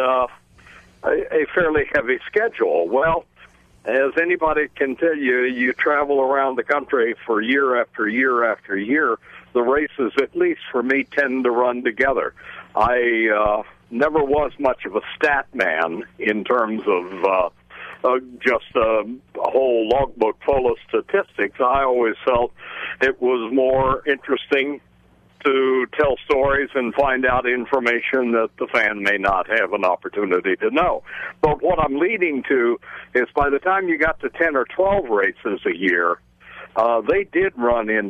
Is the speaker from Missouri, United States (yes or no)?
yes; Kansas City, Missouri, United States; I was born and raised in and around the Kansas City, Missouri area.